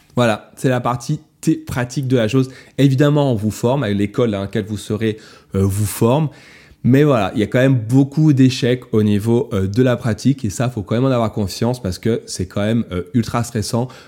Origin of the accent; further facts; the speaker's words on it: France; chez nous, en France